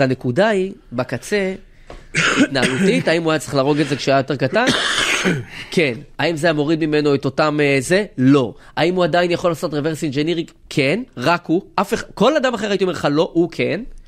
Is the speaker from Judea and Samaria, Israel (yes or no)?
no; Rehovot, Central District, Israel; וגדלתי ב- וגדלנו באותו עיר